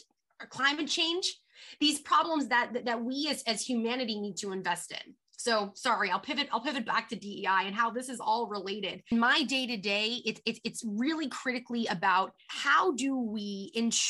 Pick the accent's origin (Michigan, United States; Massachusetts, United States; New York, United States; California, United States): New York, United States; also born or lived in Philadelphia; I am from New York